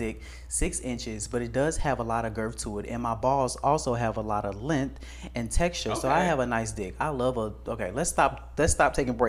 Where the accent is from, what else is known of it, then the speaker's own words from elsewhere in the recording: Atlanta, Georgia, United States; I'm from Atlanta, and I'm Mexican, and I'm also 20.